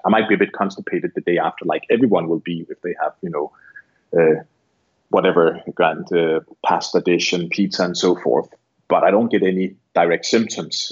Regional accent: Barbados; I'm from Barbados

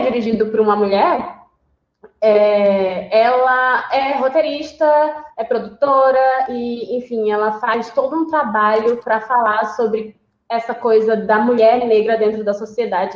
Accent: Recife, Pernambuco, Brazil; eu sou de Recife.

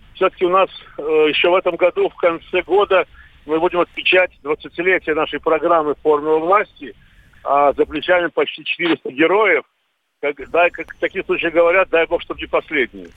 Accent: Baku, Azerbaijan; moved away; у себя на родине в Баку вместе с друзьями и с своим, своей семьей

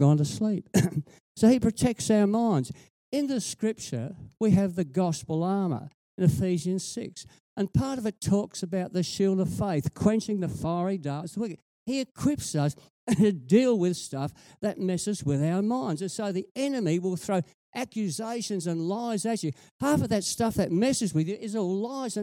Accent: Whyalla, South Australia, Australia; I grew up in Wyala

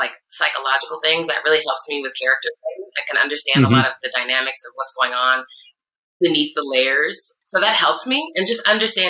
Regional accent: Iowa, United States; also born or lived in Chicago; now in California, United States; I was in Chicago at the time, and I'm from Iowa originally. So I'm a little Midwestern girl

